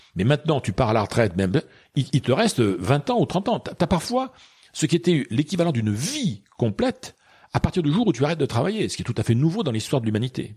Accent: Bordeaux, Nouvelle-Aquitaine, France; also born or lived in Bayonne; moi, je suis bordelais. Hein, je suis né à Bordeaux

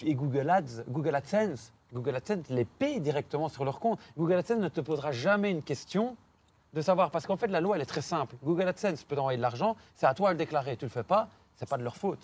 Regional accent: Belgium; je suis belge

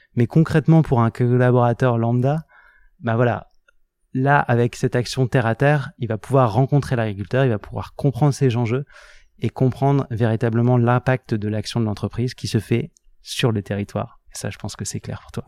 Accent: Lille, Hauts-de-France, France; moved away as an adult; also born or lived in Grenoble / Paris / Hong Kong / Singapore; je suis originaire de Lille à la base

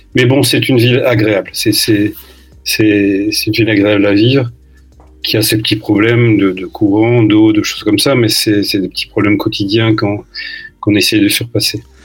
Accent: Lille, Hauts-de-France, France; now in Brazzaville, Republic of the Congo; je suis né à Lille, j'y ai vécu euh, un certain temps avant de bouger en France et puis à l'étranger.

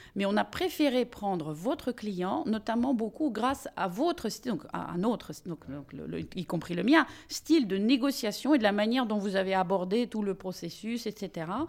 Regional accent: Russia; now in France; en tant que russe

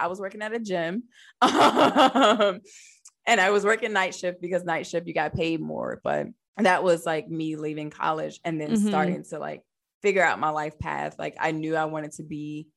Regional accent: Newport News, Virginia, United States; moved away as an adult; also born or lived in Hampton, Virginia; now in Alexandria, United States; I grew up in downtown Newport News, Virginia

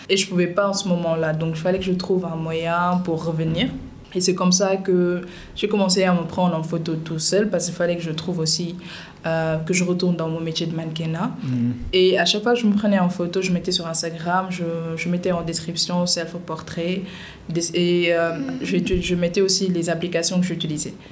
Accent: Dakar, Senegal; suis née et j'ai grandi à Dakar

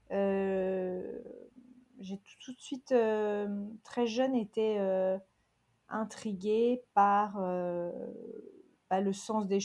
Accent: Toronto, Ontario, Canada; also born or lived in Calgary / New York / London; je suis franco-canadienne de Toronto. J'ai fait mes études à Calgary et euh, je suis new-yorkaise, euh, j'ai été new-yorkaise à plein temps, pendant plus d'une dizaine d'années

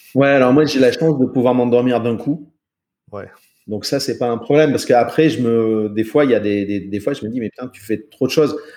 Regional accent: France; un petit français, tu sais comment je parle

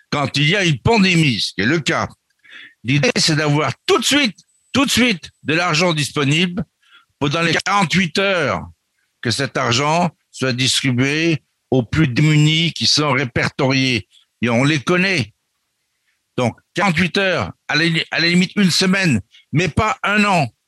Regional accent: France; Nous, Français de l'étranger, nous sommes Français. Nous revendiquons la culture française, l'histoire de la France

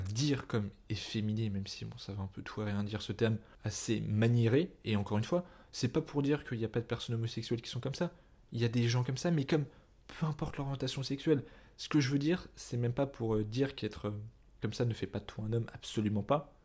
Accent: France; je reste un homme blanc français, enfin c'est-à-dire je suis né en France

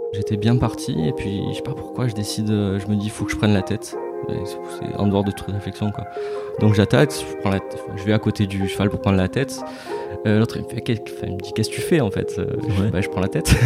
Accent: Marseille, Provence-Alpes-Côte d'Azur, France; je suis né à Marseille, où j'habite ouais. actuellement

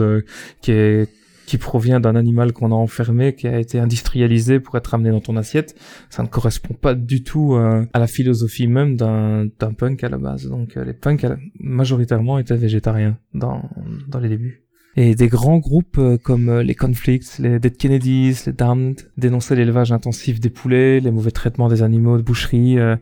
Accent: Belgium; accent: Belgian; je suis belge

